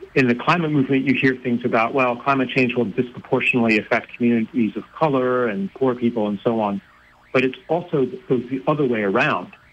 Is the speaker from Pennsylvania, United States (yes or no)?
yes; Pennsylvania, United States; I grew up in Pennsylvania